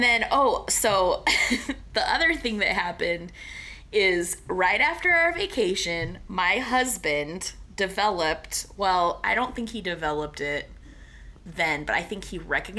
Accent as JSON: {"language": "English", "region": "Indiana", "country": "United States", "said": "we're from Indiana"}